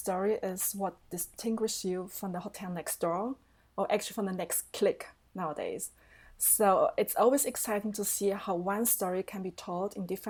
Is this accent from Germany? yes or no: yes; Germany; also born or lived in Taiwan; I'm originally from Taiwan. So the little but very charming island next to China, to our big sister China. I came to Germany when I was 10 and I grew up with my aunt and uncle.